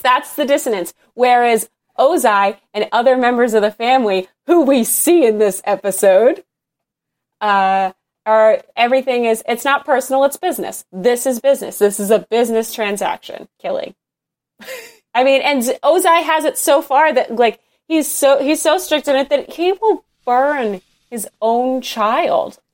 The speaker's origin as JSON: {"language": "English", "region": "Northeast", "country": "United States", "said": "I'm from the Northeast in, in America"}